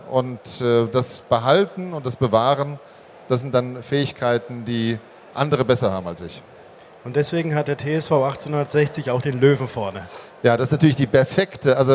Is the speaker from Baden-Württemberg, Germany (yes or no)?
yes; Hockenheim, Baden-Württemberg, Germany; Aufgewachsen bin ich in Hockenheim.